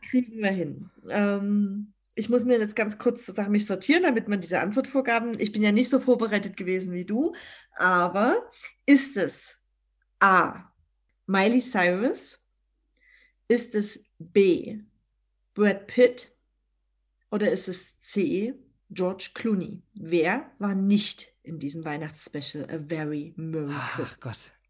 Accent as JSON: {"language": "German", "town": "Dresden", "region": "Saxony", "country": "Germany", "tie": "born or raised there", "said": "Schloss Moritzburg natürlich in der Nähe meiner Heimatstadt Dresden"}